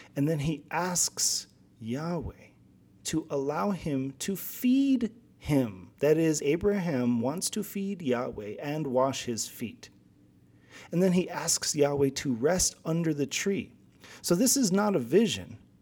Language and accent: English; Guam; moved away; So I'm from Guam originally.